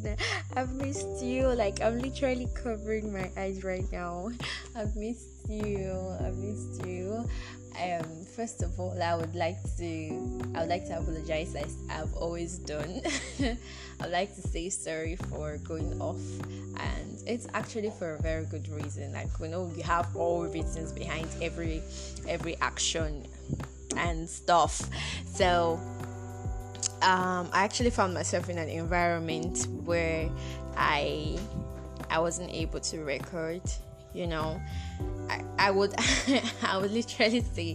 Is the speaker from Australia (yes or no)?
no; Nigeria; I actually traveled out of my hometown